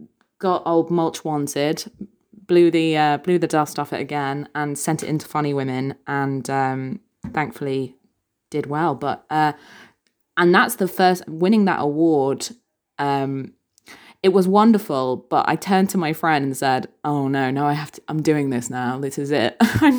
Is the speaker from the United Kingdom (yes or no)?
yes; England, United Kingdom; he goes, "…, you're a Northern woman." And I said, "Yes, technically that's true." And although my accent has slightly faded over the years, unfortunately.